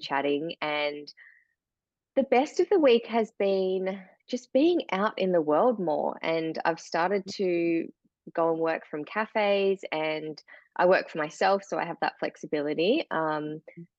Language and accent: English; Tasmania, Australia; also born or lived in Melbourne; grew up here in Tasmania and on mm. seven acres in beautiful bushland